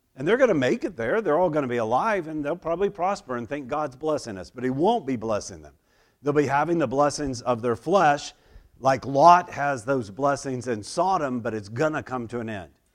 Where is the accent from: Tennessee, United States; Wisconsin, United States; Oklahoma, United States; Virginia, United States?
Oklahoma, United States; moved away; I grew up in Oklahoma